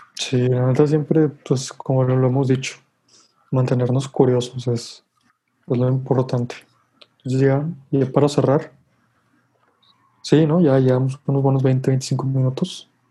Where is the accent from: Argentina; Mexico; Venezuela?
Mexico; nosotros como mexicanos